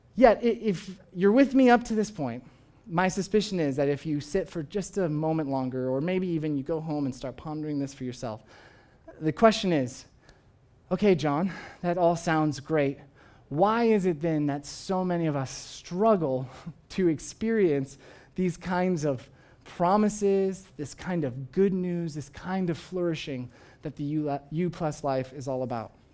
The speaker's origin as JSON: {"language": "English", "country": "United States", "said": "I, I, of course, am an American. I, I am proud of being an American. I, I love coming from this country."}